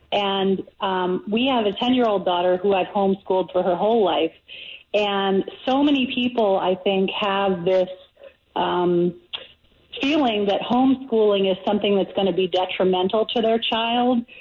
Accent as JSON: {"language": "English", "region": "New York", "country": "United States", "tie": "born or raised there", "also_born_or_lived": "California", "moved": "yes", "lives_now": "Jacksonville, United States", "said": "I was born in 1974 in New York"}